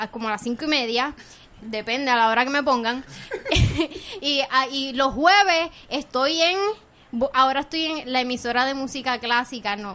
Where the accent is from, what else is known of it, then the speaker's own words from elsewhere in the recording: Caguas, Puerto Rico; soy de Cagua.